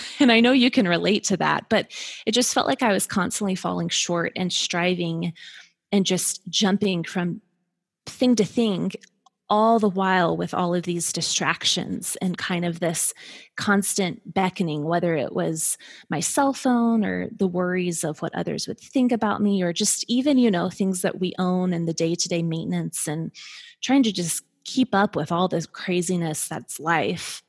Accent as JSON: {"language": "English", "region": "Colorado", "country": "United States", "tie": "born or raised there", "moved": "as an adult", "lives_now": "Atlanta, United States", "said": "we moved from Colorado, it's kind of where we met, where we grew up"}